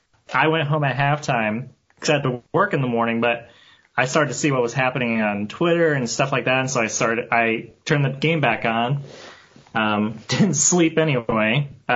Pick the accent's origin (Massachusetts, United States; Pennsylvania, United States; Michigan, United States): Michigan, United States; moved away; I'm from Michigan originally.